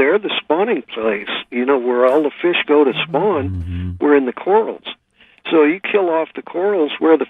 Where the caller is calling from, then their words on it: Guam; Well, I'm calling you from Guam, so I can only tell you that it's a little after 5.